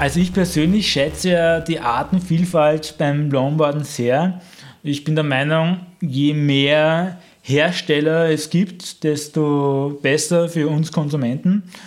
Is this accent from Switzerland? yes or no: no; Vienna, Austria; als Wiener